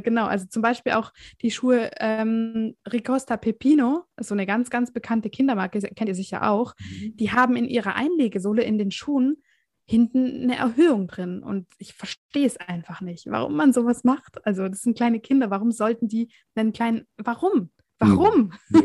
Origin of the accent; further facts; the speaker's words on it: Southern Germany, Germany; Ich komme aus dem Süden von Deutschland.